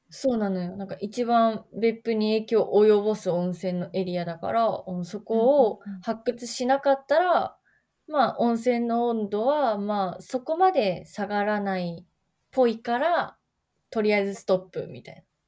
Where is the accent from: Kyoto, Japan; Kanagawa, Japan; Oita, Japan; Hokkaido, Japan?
Oita, Japan; 私、大分県出身なんだけど、大分隣の大分市出身なんだけ